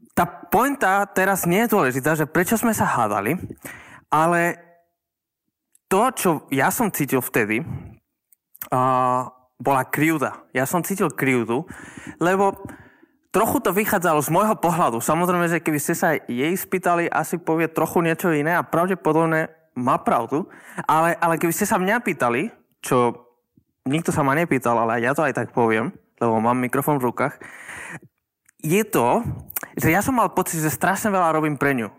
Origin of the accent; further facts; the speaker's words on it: Žilina, Žilina Region, Slovakia; som zo Žiliny.